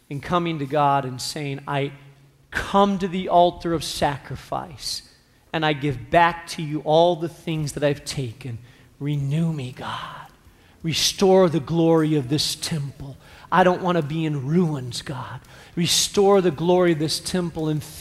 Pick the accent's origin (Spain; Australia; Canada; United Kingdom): Spain; now in Chicago, United States; I grew up in Spain.